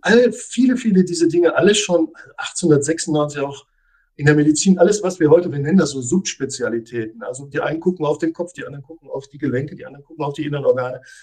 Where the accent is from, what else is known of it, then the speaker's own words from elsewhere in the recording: Germany; bei uns in Deutschland